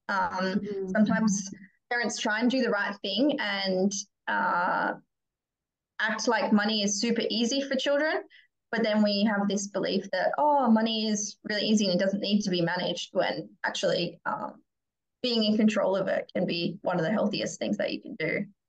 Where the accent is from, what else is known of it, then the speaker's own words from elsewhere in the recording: Perth, Western Australia, Australia; I grew up here in Perth